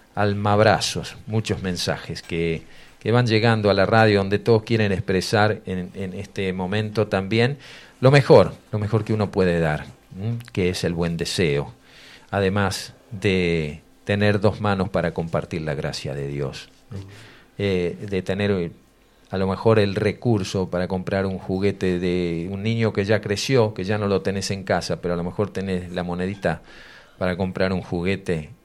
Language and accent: Spanish; Ramallo, Buenos Aires Province, Argentina; mi pueblo, un pueblo pequeño en su momento, hoy ya es ciudad, Ramallo